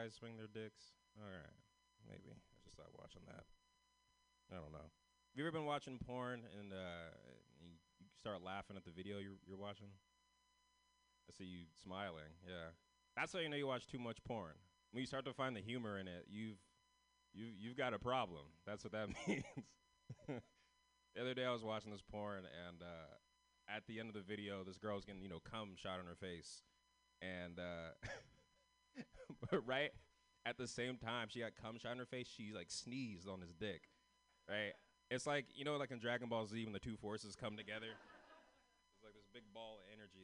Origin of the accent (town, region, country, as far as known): San Francisco, California, United States